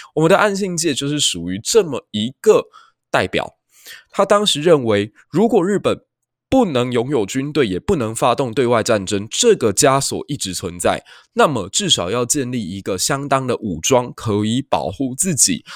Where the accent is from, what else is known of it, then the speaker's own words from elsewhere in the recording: Taiwan; 身为一个台湾人